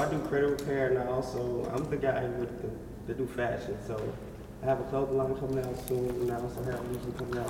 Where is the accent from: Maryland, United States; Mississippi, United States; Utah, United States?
Mississippi, United States; I'm from Guavin, Mississippi.